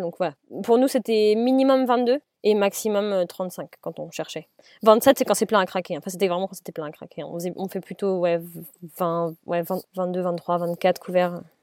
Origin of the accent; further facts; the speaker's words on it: Paris, Île-de-France, France; moved away as an adult; now in Rennes, France; Paris qui sont mes origines à moi quand même vu que je suis née à Paris